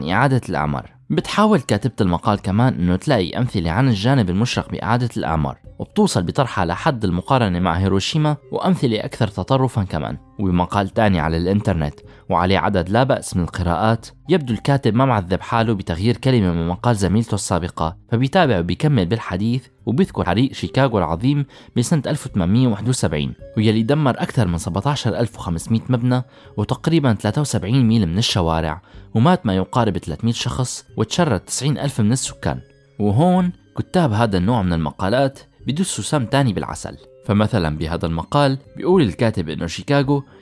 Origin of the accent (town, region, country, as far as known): Syria